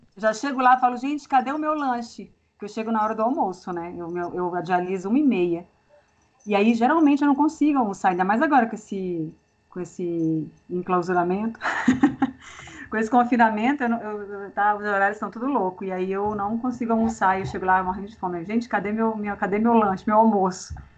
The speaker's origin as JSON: {"language": "Portuguese", "town": "Brasília", "region": "Federal District", "country": "Brazil", "said": "eu sou de Brasília, moro em Brasília há 20 anos"}